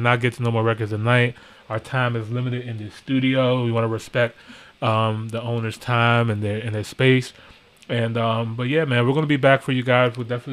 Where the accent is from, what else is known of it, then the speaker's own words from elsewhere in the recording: United States; we're American too